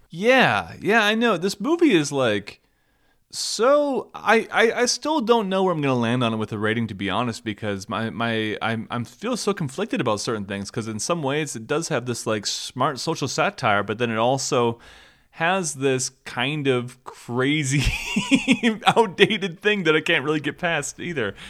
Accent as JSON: {"language": "English", "region": "Minnesota", "country": "United States", "tie": "born or raised there", "said": "I grew up in Minnesota"}